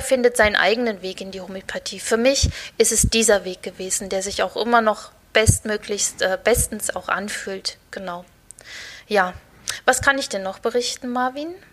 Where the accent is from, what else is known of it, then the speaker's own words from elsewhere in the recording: Thuringia, Germany; ich komme aus der Mitte von Deutschland, aus Thüringen